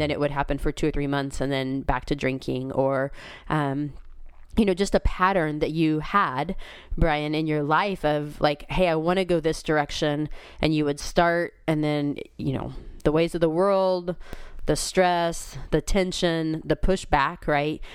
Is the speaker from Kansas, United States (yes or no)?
yes; Kansas, United States; now in Missouri, United States; I was born and raised in Kansas